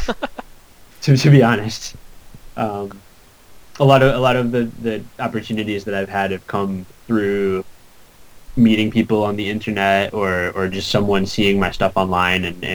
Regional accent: Syracuse, New York, United States; moved away as an adult; also born or lived in Buffalo / Southern California; I grew up in Syracuse, but I went to school in Buffalo

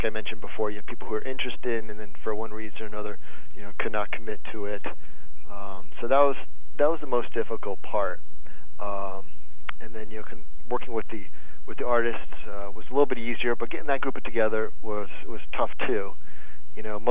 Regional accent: New England, United States; I grew up in New England

